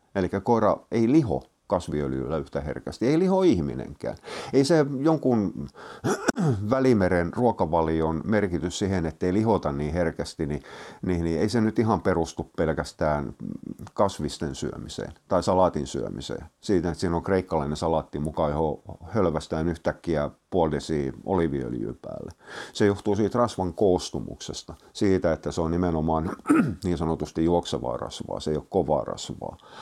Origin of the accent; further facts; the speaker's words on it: Turku, Southwest Finland, Finland; mä oon turkulainen